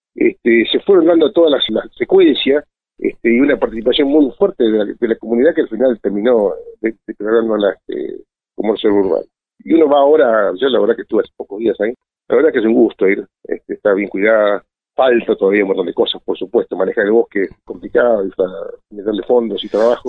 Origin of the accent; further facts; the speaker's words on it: Esquel, Chubut, Argentina; soy nacido acá en Esquel